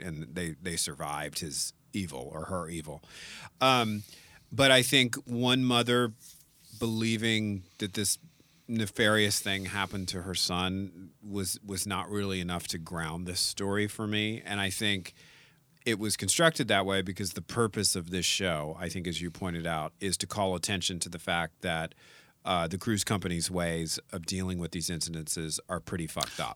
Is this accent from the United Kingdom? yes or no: no; New Orleans, Louisiana, United States; I'm from New Orleans.